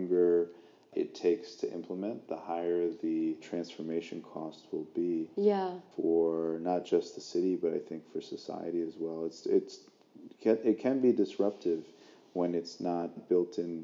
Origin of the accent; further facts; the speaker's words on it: United States; moved away as an adult; also born or lived in Vietnam; I tell them, U.S.